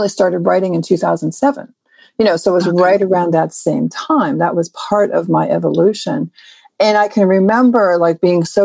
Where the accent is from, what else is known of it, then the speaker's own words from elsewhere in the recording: Pittsburgh, Pennsylvania, United States; now in California, United States; I grew up in Pittsburgh, Pennsylvania